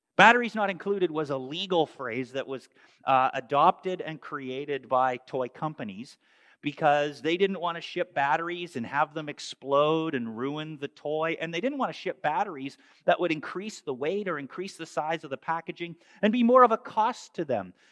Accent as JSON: {"language": "English", "country": "Canada", "tie": "born or raised there", "moved": "yes", "said": "growing up in Canada"}